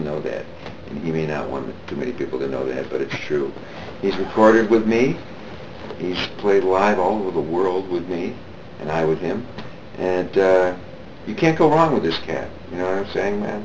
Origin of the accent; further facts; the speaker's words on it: Detroit, Michigan, United States; moved away; I'm also from Detroit, Michigan, originally. Grew up in the Motown era